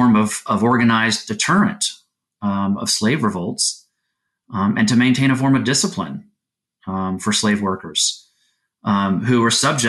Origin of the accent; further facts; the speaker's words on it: Florida, United States; I grew up in Florida